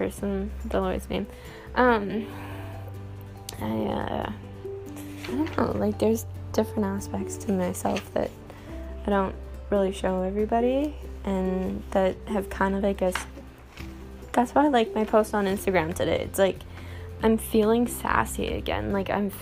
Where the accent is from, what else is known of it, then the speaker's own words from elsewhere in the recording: Canada; I'm Canadian, and we have Tim Hortons